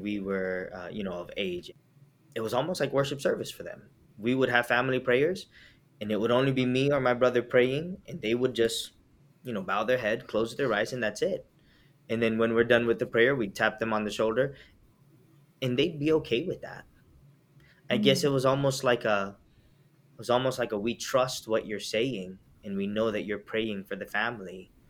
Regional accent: Milledgeville, Georgia, United States; We grew up in Milledgeville, Georgia.

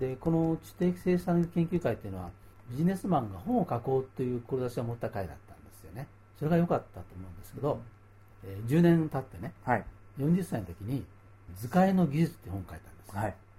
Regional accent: Nakatsu, Oita, Japan; moved away; 私の田舎の大分県中津市に帰ったんですね

